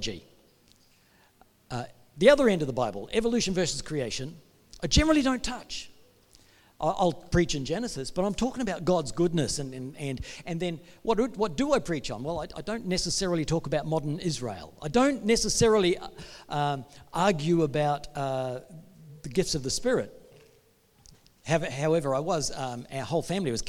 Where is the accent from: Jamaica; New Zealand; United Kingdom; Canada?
New Zealand; now in Perth, Australia; Mike, my brother, we're both from New Zealand